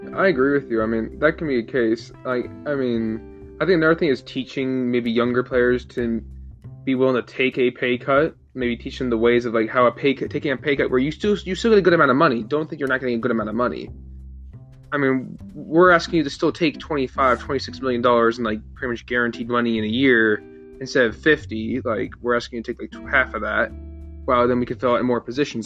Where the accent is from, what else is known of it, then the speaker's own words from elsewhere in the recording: Chicago, Illinois, United States; I grew up in Chicago